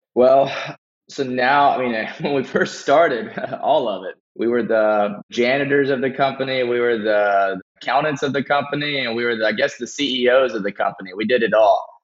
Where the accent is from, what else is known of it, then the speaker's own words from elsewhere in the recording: Beaumont, Texas, United States; born and raised in Beaumont, Texas area